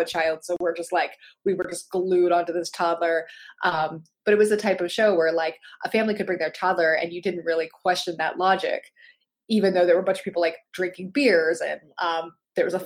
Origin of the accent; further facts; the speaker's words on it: Pittsburgh, Pennsylvania, United States; I'm from Pittsburgh